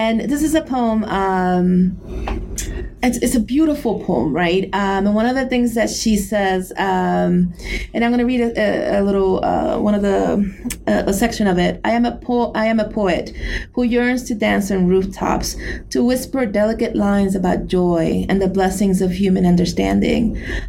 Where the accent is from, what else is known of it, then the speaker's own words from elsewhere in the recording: New York City, New York, United States; as a Puerto Rican growing up in New York City and having this access and this memory of Puerto Rico